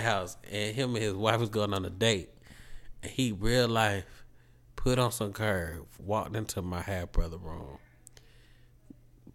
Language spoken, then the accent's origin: English; Atlanta, Georgia, United States; I'm from Atlanta